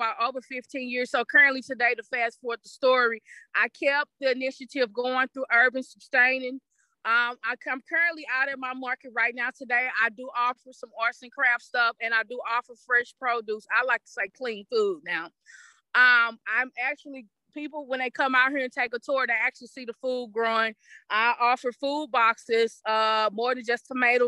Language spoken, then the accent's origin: English; East St. Louis, Illinois, United States; I'm right here from East St. Louis